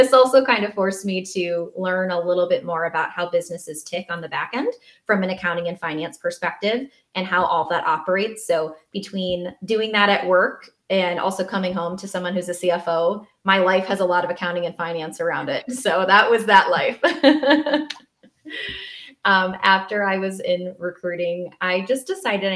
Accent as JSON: {"language": "English", "region": "Southwest Wisconsin", "country": "United States", "tie": "born or raised there", "also_born_or_lived": "Madison, Wisconsin", "said": "I was born and raised in Southwest Wisconsin, and I currently live in Madison."}